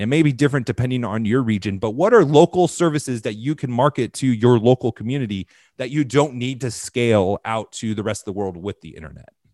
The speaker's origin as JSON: {"language": "English", "region": "Southern California", "country": "United States", "tie": "born or raised there", "said": "I grew up in Southern California in the era of independent mega churches."}